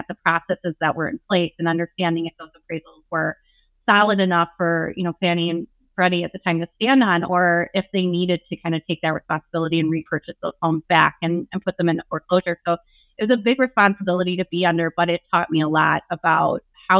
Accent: Wisconsin, United States; I am Wisconsin tried and true

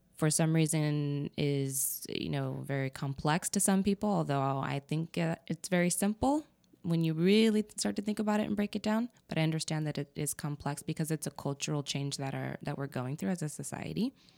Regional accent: New Mexico, United States; also born or lived in Texas / Arizona; I was born in New Mexico.

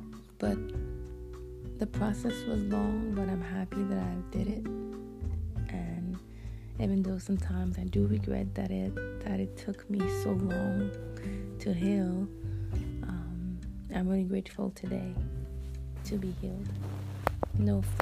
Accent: Montreal, Quebec, Canada; English is a second language; I'm from the beautiful city of Montreal, Canada. So this is the reason why I have an accent. I speak French fluently, and English is my second language.

